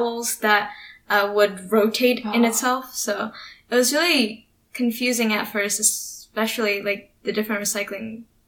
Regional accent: United States; we were, like, the Americans

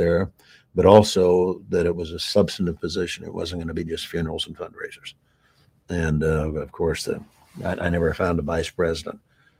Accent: Wyoming, United States; I'm from Wyoming, the smallest state in the nation, population-wise, 3 electoral votes.

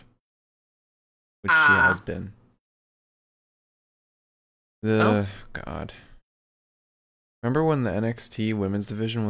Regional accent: the South, United States; I'm from the South. I get to bully people.

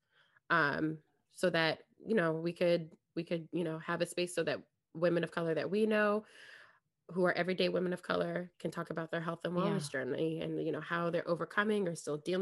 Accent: California, United States; I was born here in the States. And I grew up in California

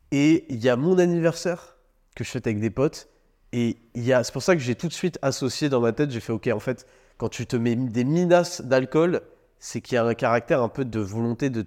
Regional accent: France; on a grandi en France

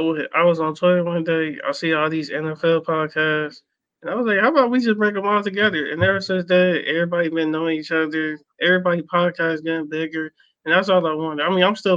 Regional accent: Cleveland, Ohio, United States; also born or lived in North Carolina; now in Alabama, United States; I'm from Cleveland, Ohio, but I was in North Carolina, but now I'm in Battle

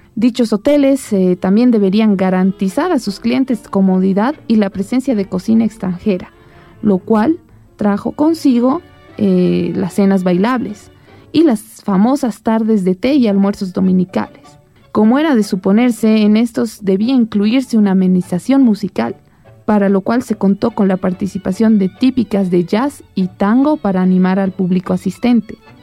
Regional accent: Bolivia

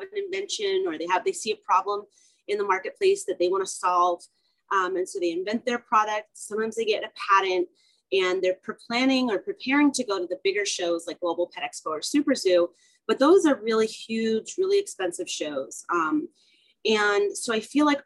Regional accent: San Francisco Bay Area, California, United States; also born or lived in San Diego, California; I'm originally from California, and I grew up in the San Francisco Bay Area

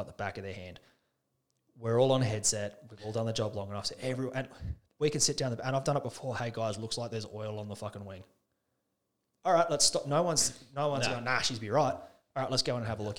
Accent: Alice Springs, Northern Territory, Australia; also born or lived in Canada; Born and bred in Alice.

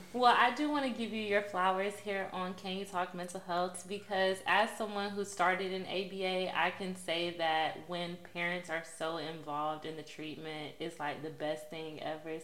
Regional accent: Texas, United States; I'm also from Texas

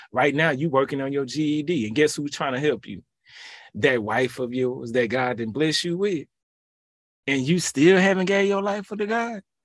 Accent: Houston, Texas, United States; I'm from that H town, you feel me? seven one three, two eight one

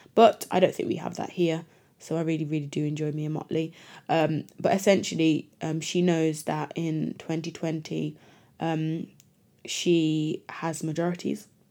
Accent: Jamaica; also born or lived in Britain; now in United Kingdom; as a Jamaican living in Britain

